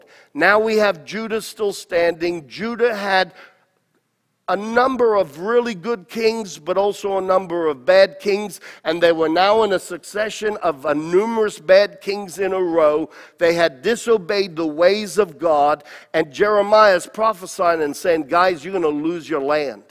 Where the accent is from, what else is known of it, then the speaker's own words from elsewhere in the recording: United States; I'm an American and I love this country